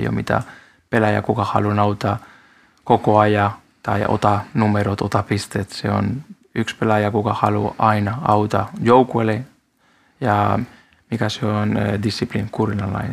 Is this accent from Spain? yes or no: yes; Spain; Finnish is a second language; now in Finland; mä olen espanjalainen